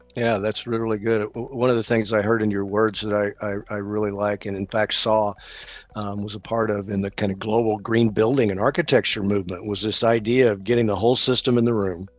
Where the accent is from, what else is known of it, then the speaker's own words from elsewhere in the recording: American South, United States; as an American Southerner, I like hmm. my collards